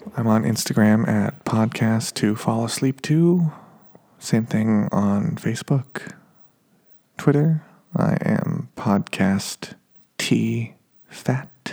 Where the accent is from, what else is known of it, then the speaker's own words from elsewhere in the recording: Reno, Nevada, United States; now in Los Angeles, United States; growing up in Reno, Nevada